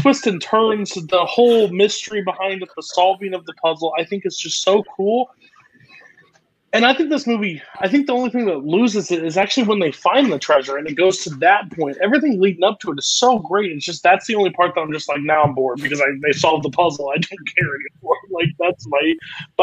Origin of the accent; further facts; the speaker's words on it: United States; I am American